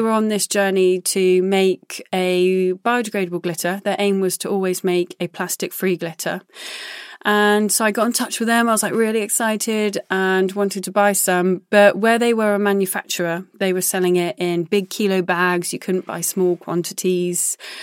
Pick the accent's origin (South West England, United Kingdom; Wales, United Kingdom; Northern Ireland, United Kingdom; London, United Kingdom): South West England, United Kingdom; Glastonbury; I was born outside Glastonbury, so growing up and going to festivals has always been something that I've done